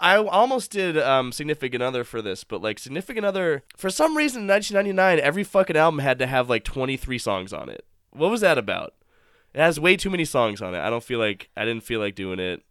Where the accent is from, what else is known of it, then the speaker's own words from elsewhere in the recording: East Bridgewater, Massachusetts, United States; From East Bridgewater